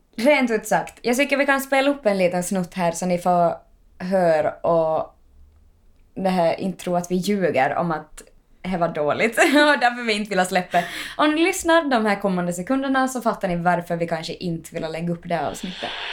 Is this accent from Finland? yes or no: yes; Ostrobothnia, Finland; now in Helsinki, Finland; jag var där hemma i Österbotten